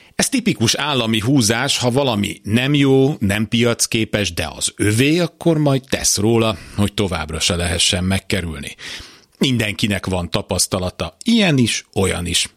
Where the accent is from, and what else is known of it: Hungary; born or raised there